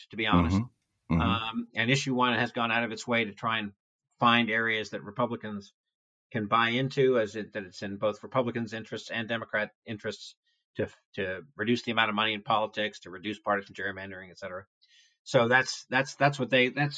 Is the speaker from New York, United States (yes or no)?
yes; New York City, New York, United States; I grew up in New York City where we had an all news AM radio station.